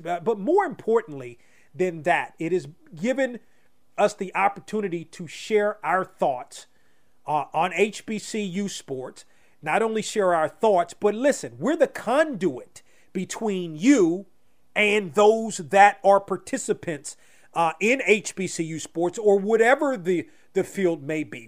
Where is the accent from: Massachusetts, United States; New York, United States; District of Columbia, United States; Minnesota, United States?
District of Columbia, United States; Washington; home in my hometown area